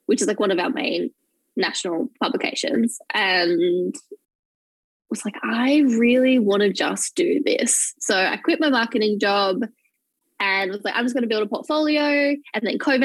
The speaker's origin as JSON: {"language": "English", "town": "Bathurst", "region": "New South Wales", "country": "Australia", "tie": "born or raised there", "moved": "as an adult", "lives_now": "Melbourne, Australia", "said": "I grew up in Bathurst, which is a smallish – it's not actually that small – town in, like, regional"}